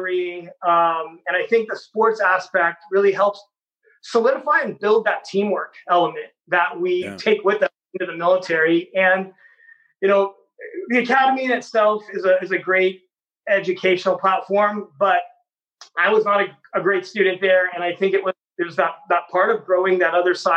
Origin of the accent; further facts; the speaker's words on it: Bay Area, California, United States; I grew up here in the Bay Area with the Bellarmine College Prep